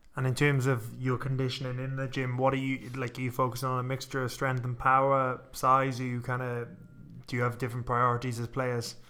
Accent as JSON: {"language": "English", "region": "Wales", "country": "United Kingdom", "tie": "born or raised there", "said": "when I was growing up in Wales"}